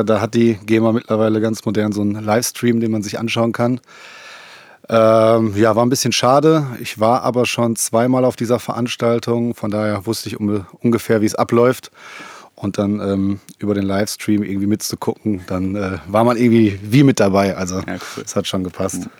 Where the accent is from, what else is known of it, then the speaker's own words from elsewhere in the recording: Essen, North Rhine-Westphalia, Germany; wir kommen ja beide aus Essen